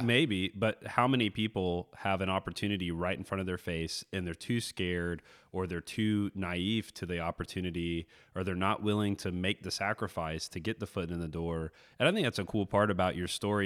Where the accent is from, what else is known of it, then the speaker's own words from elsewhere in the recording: Florida, United States; a kid growing up in Florida